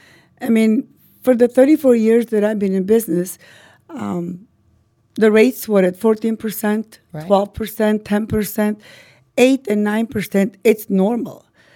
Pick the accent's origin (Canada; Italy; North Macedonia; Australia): North Macedonia; English is a second language; moved away as an adult; also born or lived in Albania; now in United States; I'm originally Albanian. My family is all from Albania. I was born and raised in northern Macedonia.